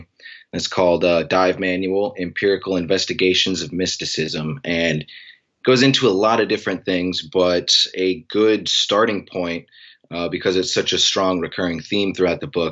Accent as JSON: {"language": "English", "town": "Anchorage", "region": "Alaska", "country": "United States", "said": "I'm from Anchorage, Alaska"}